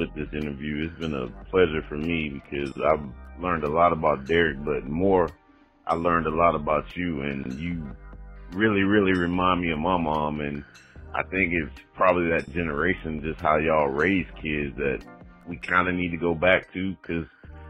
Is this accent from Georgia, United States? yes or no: yes; Stone Mountain, Georgia, United States; I'm from Atlanta. Stone Mountain, Georgia